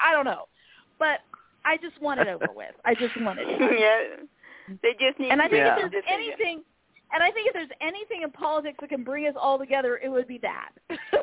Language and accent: English; Arizona, United States; moved away; I was raised in Arizona